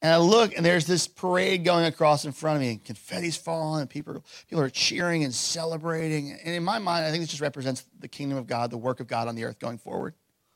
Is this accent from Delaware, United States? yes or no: yes; Lewes, Delaware, United States; also born or lived in Missouri / Boston; We grew up here in Lewis, went off to school.